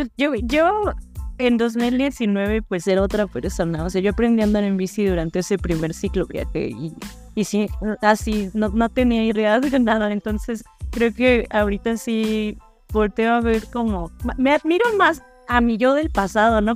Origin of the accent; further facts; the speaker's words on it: Mexico; como mujeres mexicanas